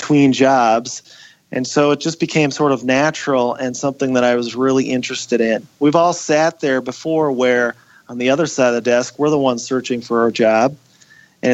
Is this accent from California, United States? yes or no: no; Wadena, Minnesota, United States; my hometown of Wadena